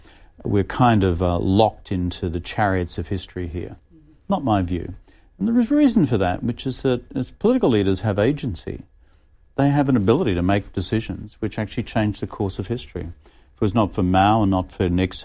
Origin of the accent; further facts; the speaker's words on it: Australia; a former Australian Prime Minister